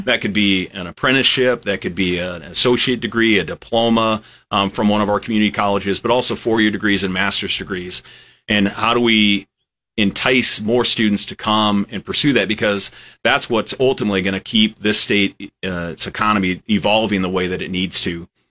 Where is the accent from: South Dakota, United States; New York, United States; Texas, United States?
South Dakota, United States; western; moved away as an adult; also born or lived in Lincoln, Nebraska / Iowa; now in Nebraska, United States; I'm originally from a small town in, in western South Dakota